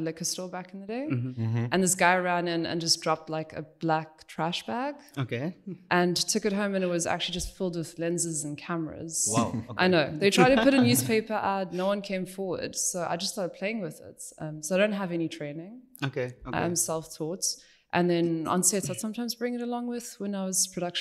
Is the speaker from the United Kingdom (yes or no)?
no; Bloemfontein, Free State, South Africa; also born or lived in Cape Town, South Africa; now in Germany; I'm from Bloemfontein in South Africa originally. It's a very small town. And then moved over to Cape Town, which I've been there for about 9 years